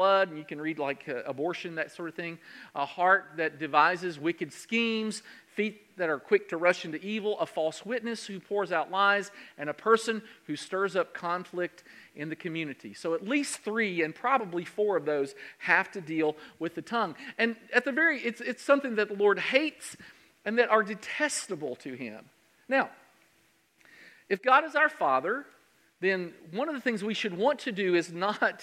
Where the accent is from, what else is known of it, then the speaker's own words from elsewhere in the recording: Central Kentucky, United States; I'm from Central Kentucky